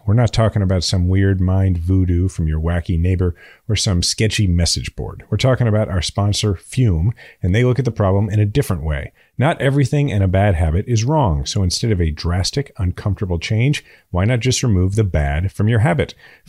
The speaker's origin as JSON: {"language": "English", "region": "Missouri", "country": "United States", "said": "I'm from Missouri. I mean, I've drank a lot of Bud Light in my life."}